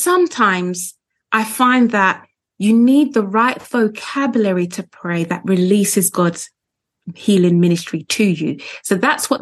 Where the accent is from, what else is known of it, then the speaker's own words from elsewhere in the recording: London, United Kingdom; I was born in London. I live just outside of London now.